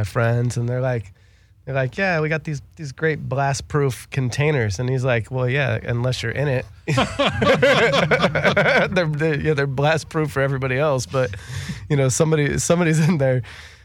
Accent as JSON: {"language": "English", "town": "Los Angeles", "region": "California", "country": "United States"}